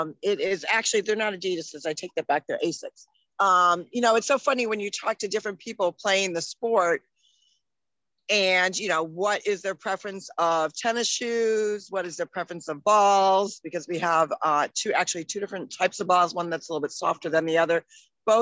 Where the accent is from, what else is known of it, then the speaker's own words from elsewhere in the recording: Hartford, Connecticut, United States; I even have our telephone from when we grew up in Hartford.